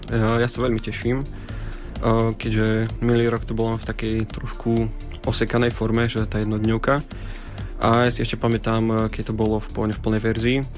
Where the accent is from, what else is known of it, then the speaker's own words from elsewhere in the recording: central Slovakia, Slovakia; also born or lived in Španiá Dolina; ja som eh, z Strednoslovenska, eh, z také malej dedinky pod Zamčok